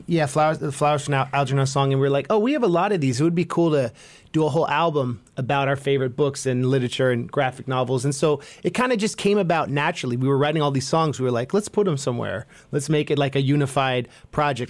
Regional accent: Bay Area, California, United States; being from the Bay

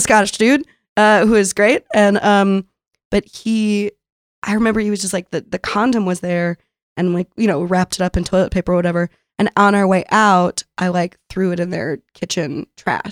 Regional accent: San Diego, California, United States; moved away as an adult; also born or lived in Brooklyn, New York; now in New York, United States; I grew up in San Diego

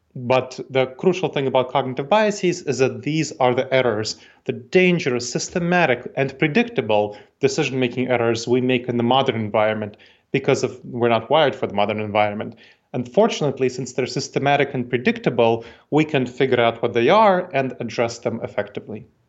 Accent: New York City, New York, United States; accent: New York tang; now in Columbus, United States; I grew up in New York City, so my family came to New York City, that's where I grew up

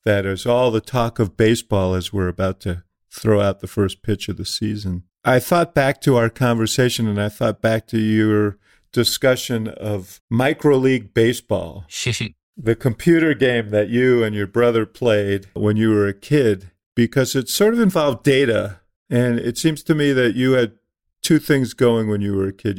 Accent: Chicago, Illinois, United States; as a Chicagoan

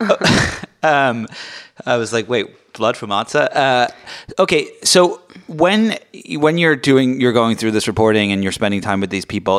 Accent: England, United Kingdom; now in United States; I grew up in England

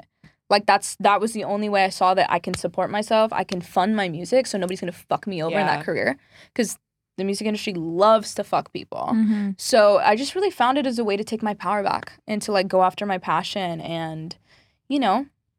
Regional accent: San Diego, California, United States; No, I'm from San Diego. So I grew up like 15 minutes from the border.

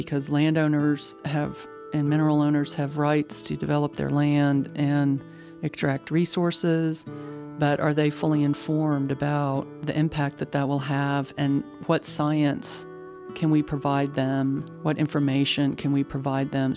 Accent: Midland, Texas, United States; now in Austin, United States; I grew up in Midland.

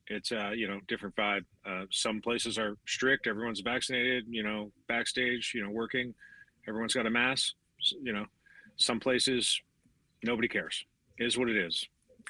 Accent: Canada; we're both Canadian

